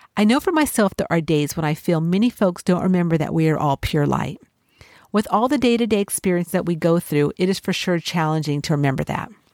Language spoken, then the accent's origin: English; Los Angeles, California, United States; I grew up in the City of Angels